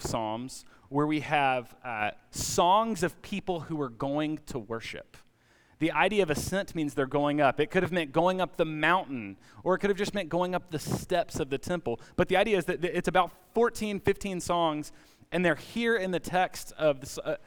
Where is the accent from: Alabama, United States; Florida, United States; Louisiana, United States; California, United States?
Alabama, United States; now in Atlanta, United States; I grew up in Alabama